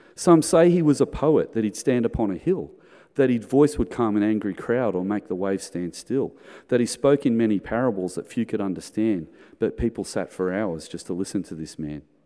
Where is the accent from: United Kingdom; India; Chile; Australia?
Australia; in the nineteen seventies, when I was growing up in Sunday school, there was only a hundred kids in the Sunday school